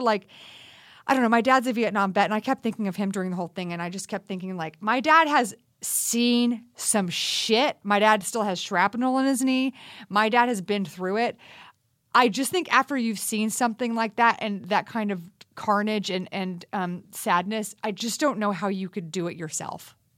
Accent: Texas, United States; I grew up in Texas

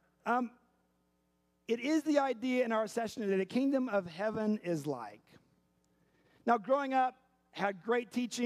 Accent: Seattle, Washington, United States; moved away; also born or lived in Chicago; I had the privilege of growing up in Seattle.

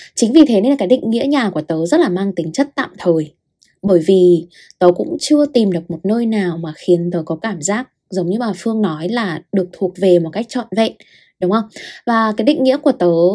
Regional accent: Hanoi, Vietnam; moved away as an adult; also born or lived in Russia; tớ sinh ra và lớn lên ở Hà Nội

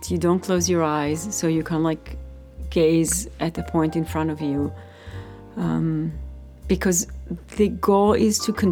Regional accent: Israel; I grew up in Israel. I was doing martial arts.

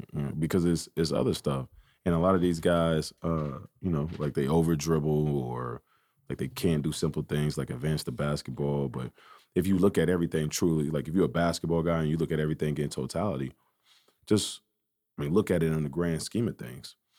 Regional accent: United States; I grew up on Elm Street right off twenty-third and Cook, East Side.

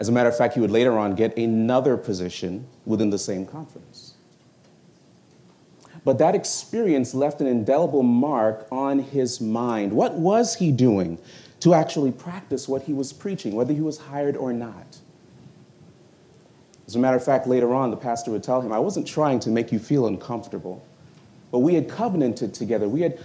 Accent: Florida, United States; moved away; also born or lived in New York / Jamaica (ancestry); I grew up in Florida.

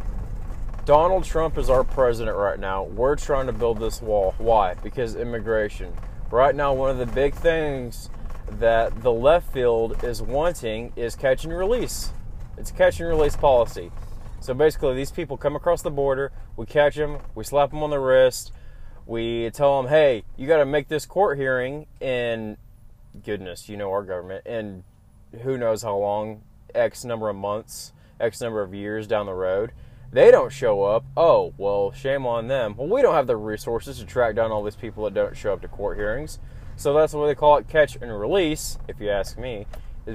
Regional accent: Oklahoma, United States; I'm from Oklahoma, so I'm gonna say y'all.

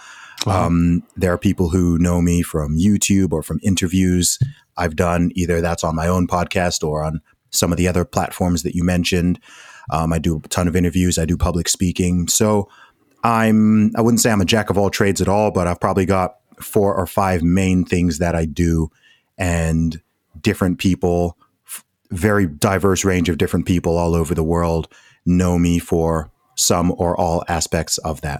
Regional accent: Saudi Arabia; also born or lived in United Kingdom; I am British born, Saudi Arabia raised, family background originally from Nigeria, was in the American school system for about 7 years of my life. So if you're hearing my voice wondering why I don't sound like a typical Englishman, then that is why.

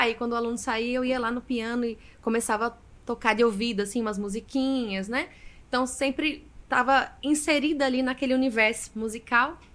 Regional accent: São Paulo, Brazil; also born or lived in João Pessoa; eu nasci aqui, em João Pessoa, né? Meus, meus pais moravam aqui na época, né? E assim que eu nasci, com um mês de vida, os dois foram para São Paulo, né?

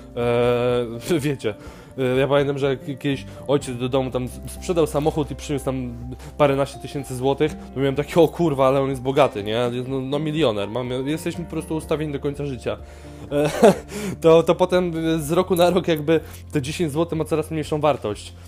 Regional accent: Żyrardów, Masovian Voivodeship, Poland; otwierają szkołę tańca u mnie w Żyrardowie

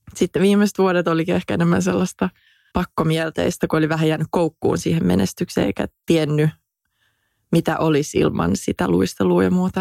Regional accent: Finland; moved away as an adult; now in New York, United States; mä oon Suomesta, suomalainen.

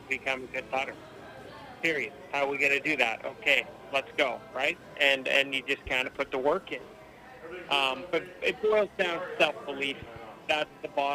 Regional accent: Regina, Saskatchewan, Canada; Regina, Saskatchewan, Canada.

